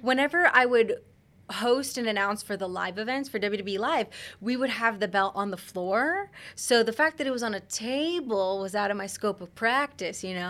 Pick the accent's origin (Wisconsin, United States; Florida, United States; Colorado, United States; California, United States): Florida, United States; Central; Born and raised in Central Florida